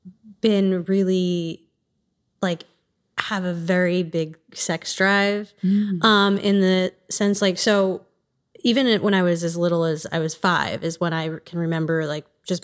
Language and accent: English; East Coast, United States; born or raised there